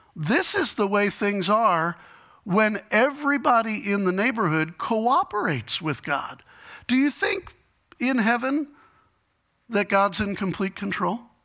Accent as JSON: {"language": "English", "town": "Chicago", "region": "Illinois", "country": "United States", "said": "I'm from Chicago"}